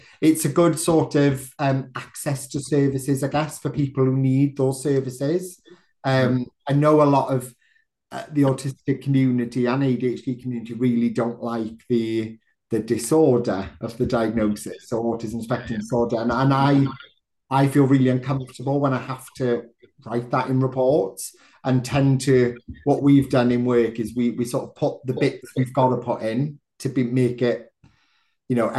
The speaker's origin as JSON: {"language": "English", "region": "South Wales", "country": "United Kingdom", "moved": "yes", "lives_now": "Manchester, United Kingdom", "said": "I'm originally from South Wales"}